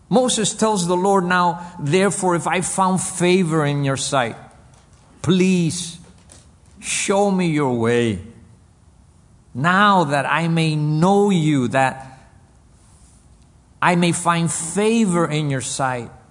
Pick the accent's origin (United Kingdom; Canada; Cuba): Cuba; born there; English is a second language; I was born in Cuba I grew up in this nation. English is my second language.